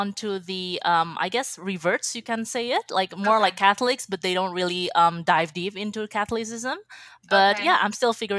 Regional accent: Indonesia; now in Edmonton, Canada; I'm from Indonesia. And I'm recently married, and now I reside in Edmonton, so I'm in Canada, actually.

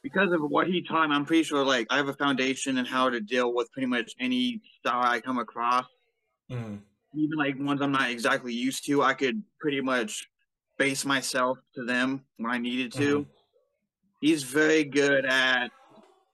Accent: Gladstone, Missouri, United States; I'm from the Kansas City, Gladstone, basically

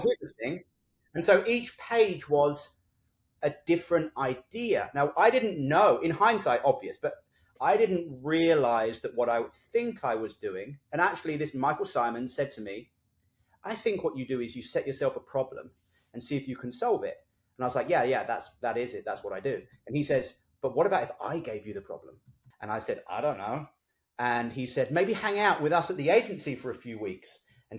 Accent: London, United Kingdom; moved away as an adult; also born or lived in Australia; now in Los Angeles, United States; So I'm from South London. I went to school there. I went to art college there

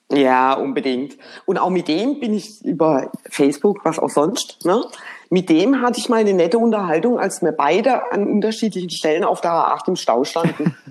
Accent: Germany; uns direkt als Deutsche erkannt hat

